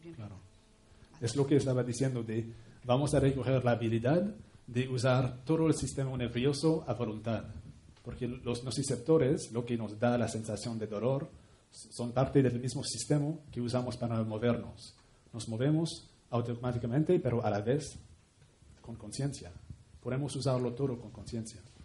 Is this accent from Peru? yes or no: no; Canada; Spanish is a second language; moved away; un pueblo indígena de donde vengo, en Canadá